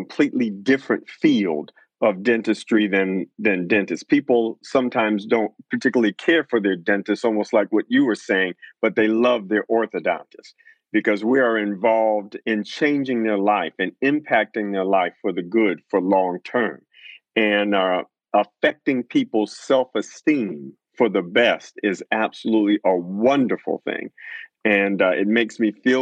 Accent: Detroit, Michigan, United States; I grew up in Detroit, Michigan

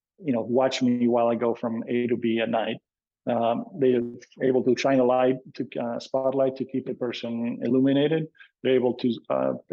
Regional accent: Argentina; moved away as an adult; also born or lived in Boston; now in California, United States; I was born and raised in Argentina

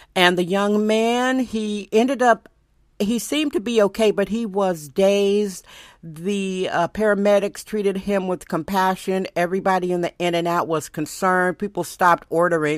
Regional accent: Milwaukee, Wisconsin, United States; now in San Francisco, United States; I'm originally from Milwaukee, Wisconsin

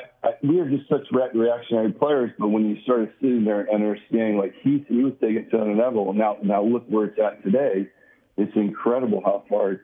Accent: Southern California, United States; the California Angels, you know, my hometown, you know, 25 minutes from the stadium.

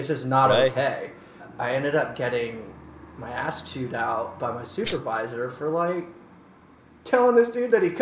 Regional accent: San Francisco Bay Area, California, United States; moved away as an adult; now in New York City, United States; I grew up in the Bay

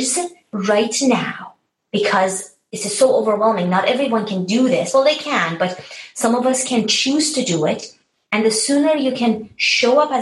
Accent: Tehran, Tehran Province, Iran; moved away; I was born and raised in Tehran, Iran.

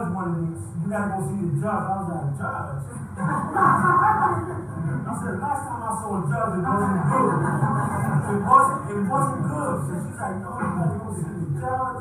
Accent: Philadelphia, Pennsylvania, United States; I don't come from the suburb, I come from North Philadelphia

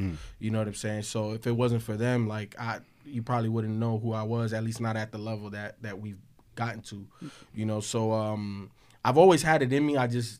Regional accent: Chicago, Illinois, United States; born there; also born or lived in Miami; So I was born in Chicago.

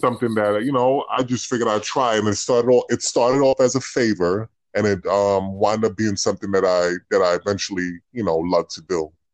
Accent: New York City, New York, United States; I'm from the Bronx

